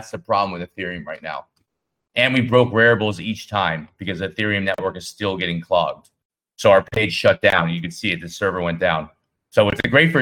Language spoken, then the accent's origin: English; United States; I'm American.